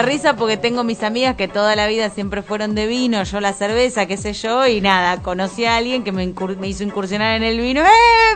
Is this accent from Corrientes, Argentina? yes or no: no; Buenos Aires, Argentina; also born or lived in Parque Chas, Buenos Aires / Pilar, Buenos Aires Province; Yo crecí ahí hasta los 9, 10. Después me mudé a Belgrano. Este, y eh, hice toda mi primaria, parte de mi primaria y toda mi adolescencia en Belgrano